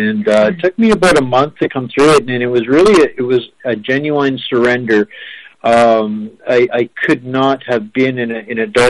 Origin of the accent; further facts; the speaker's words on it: Canada; I'm savagely Canadian